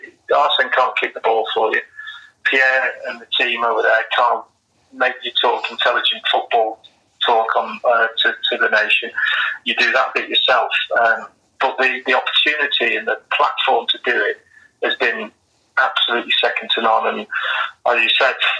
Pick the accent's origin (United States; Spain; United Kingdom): United Kingdom; Manchester, North West England; I grew up in, I was born in Manchester, and I grew up as a Manchester City fan